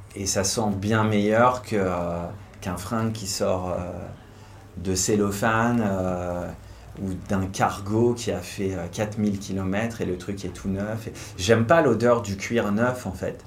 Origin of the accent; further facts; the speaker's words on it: Hauts-de-France, France; Je suis originaire du nord de la France, Lille c'était la grande ville